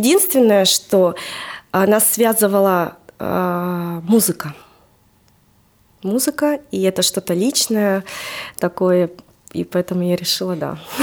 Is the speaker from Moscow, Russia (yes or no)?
no; Novosibirsk, Novosibirsk Oblast, Russia; я родилась там в Новосибирске, всю жизнь